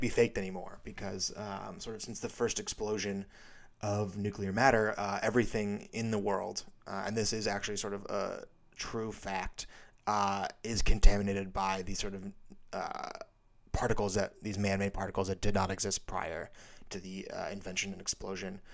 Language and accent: English; Missoula, Montana, United States; growing up in Missoula, Montana